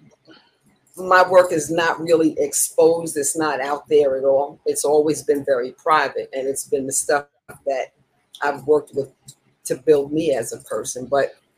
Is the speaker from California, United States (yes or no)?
no; New York City, New York, United States; now in St. Petersburg, United States; Originally, I'm from Harlem.